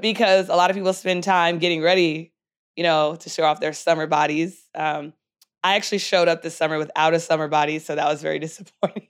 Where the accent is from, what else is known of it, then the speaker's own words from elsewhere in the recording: San Diego, California, United States; moved away; also born or lived in Philadelphia, Pennsylvania; I grew up on the West Coast